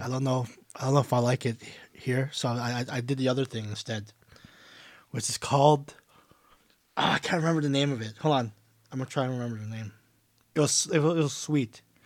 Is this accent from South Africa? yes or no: no; Canada; I'm from Canada